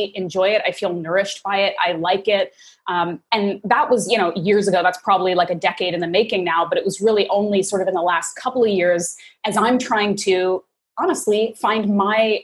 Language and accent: English; Canada; I grew up in Canada to American parents